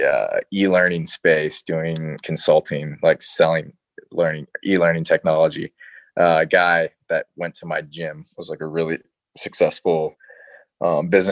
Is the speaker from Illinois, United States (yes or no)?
yes; Chicago, Illinois, United States; moved away; I'm from Chicago originally